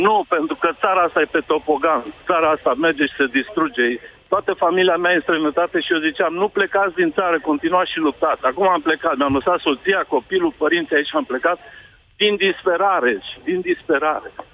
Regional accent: Romania; moved away as an adult; am plecat din România în septembrie 2018

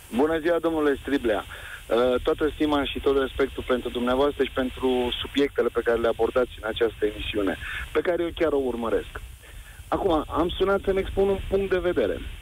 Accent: Romania; eu sunt român, provin din familie și din neam de români

